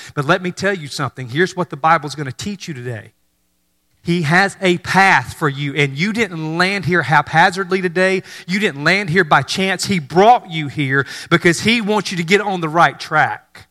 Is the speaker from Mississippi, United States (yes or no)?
yes; North Mississippi, United States; moved away; I grew up in North Mississippi